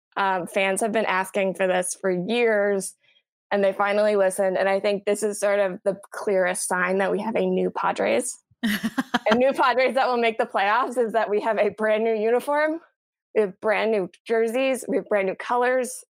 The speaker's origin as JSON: {"language": "English", "town": "San Diego", "region": "California", "country": "United States", "tie": "born or raised there", "moved": "yes", "said": "I am a rare, uh, native San Diegan. I grew up there."}